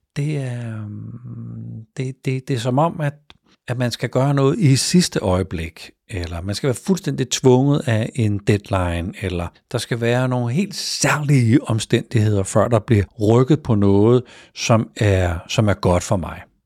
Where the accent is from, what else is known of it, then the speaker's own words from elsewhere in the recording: Denmark; i den del af landet, hvor jeg er vokset op